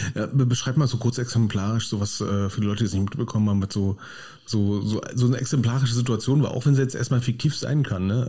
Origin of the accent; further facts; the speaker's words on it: Berlin, Germany; now in Krefeld, Germany; Ich stehe als Berliner am Hauptbahnhof in Düsseldorf